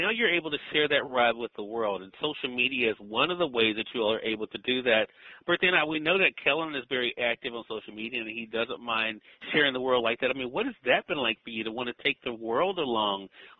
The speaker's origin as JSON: {"language": "English", "region": "Mississippi", "country": "United States", "said": "as someone who's very proud of being a Southerner, I'm very proud of the fact that, you know, that I'm able to do the things that I do from the good old state of Mississippi."}